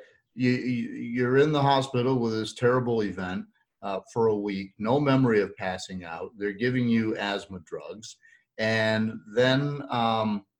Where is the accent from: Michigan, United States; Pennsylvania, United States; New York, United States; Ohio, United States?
New York, United States; outside of Syracuse; now in Virginia, United States; I grew up outside of Syracuse, so I had my share of cold weather, and I got south as soon as I could.